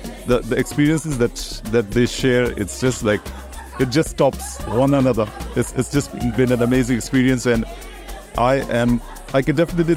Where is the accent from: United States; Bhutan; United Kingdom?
Bhutan; I am from Bhutan.